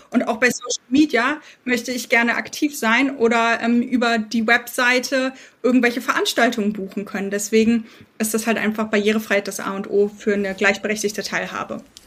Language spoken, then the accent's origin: German; Berlin, Germany; Ich selbst bin Berlinerin mit britischen Wurzeln